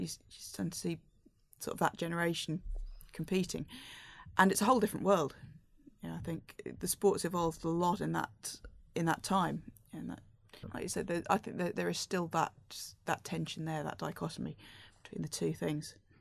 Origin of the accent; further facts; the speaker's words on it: United Kingdom; I'm British